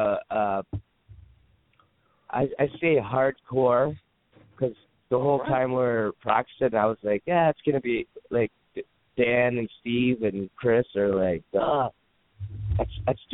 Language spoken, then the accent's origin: English; Canada; moved away; I'm Canadian.